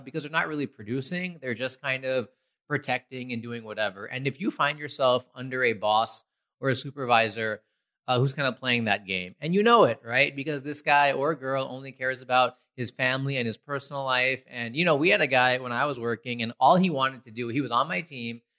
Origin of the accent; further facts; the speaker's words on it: United States; growing up in America